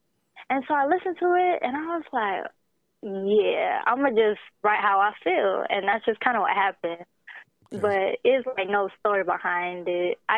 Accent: Columbus, Georgia, United States; But, I was definitely born and raised in Columbus.

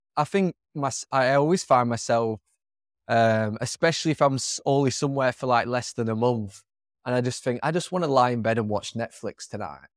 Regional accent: England, United Kingdom; moved away as an adult; the area of England I'm from is not the most multicultural

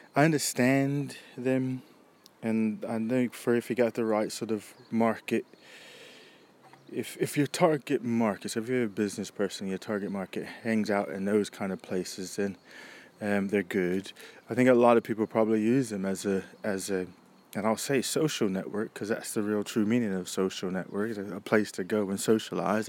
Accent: United States; now in United Kingdom; for me as an American and living here

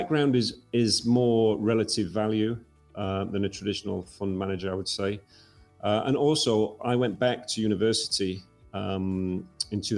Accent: Yorkshire and the Humber, United Kingdom; moved away as an adult; Where I was born in Yorkshire, we were surrounded by mining villages

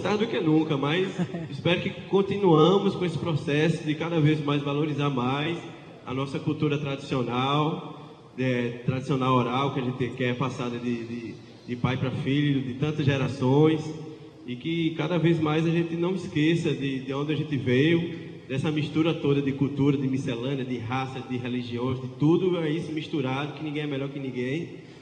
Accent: Paraíba, Brazil; nosso Nordeste aqui, nossa Paraíba

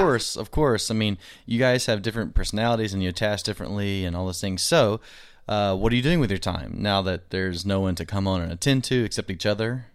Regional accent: Arkansas, United States; I'm from Arkansas

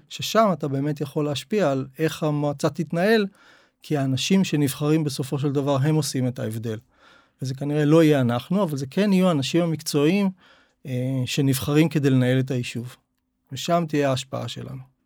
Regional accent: Tel Aviv, Tel Aviv District, Israel; moved away as an adult; now in Zikhron Ya'akov, Israel; אני במקור מתל אביב

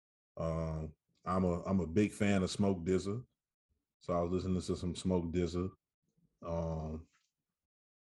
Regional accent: Saginaw, Michigan, United States; I'm from Michigan, not Detroit. I'm from a city called Saginaw. I rep us to the fullest

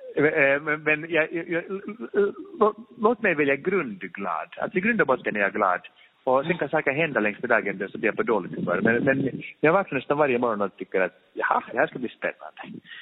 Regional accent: Finland; moved away; jag är från Finland

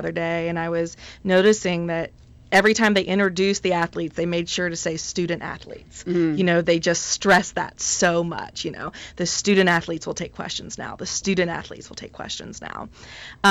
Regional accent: North Carolina, United States; North Carolina, which is my home state

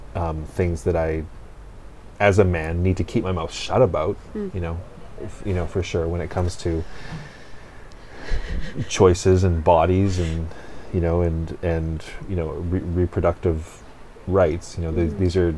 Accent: West Coast Canada, Canada; as a Canadian, particularly a West Coast Canadian

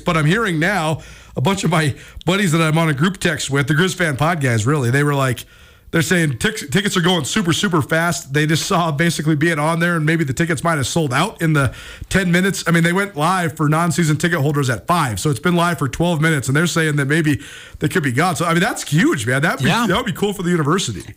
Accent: Missoula, Montana, United States; moved away as an adult; I grew up in Missoula

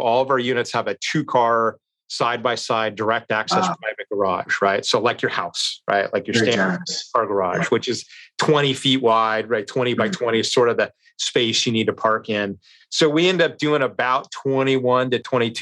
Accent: Long Beach, California, United States; my hometown of Long Beach

